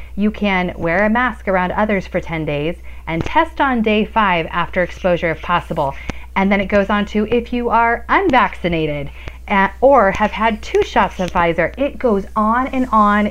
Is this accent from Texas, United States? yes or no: no; Colorado, United States; I'm a you know a fourth generation Coloradan.